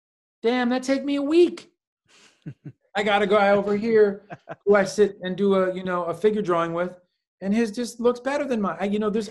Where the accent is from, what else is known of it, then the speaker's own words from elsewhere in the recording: New York City, New York, United States; That's what interests me growing up in New York City